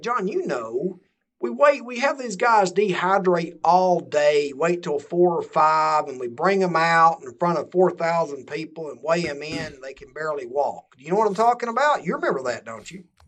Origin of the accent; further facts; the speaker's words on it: Georgia, United States; my home state of Georgia